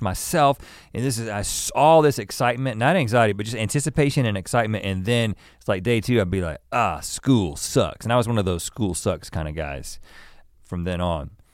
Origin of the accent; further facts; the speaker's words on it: North Carolina, United States; also born or lived in Thousand Oaks, California; I lived in California for three years, uh, down the road in Thousand Oaks before moving to North Carolina in first grade